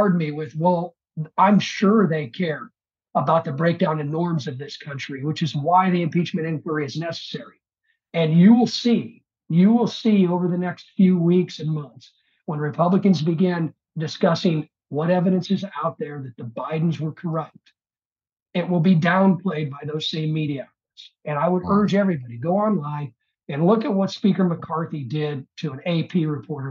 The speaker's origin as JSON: {"language": "English", "region": "Illinois", "country": "United States", "tie": "born or raised there", "said": "my home state of Illinois"}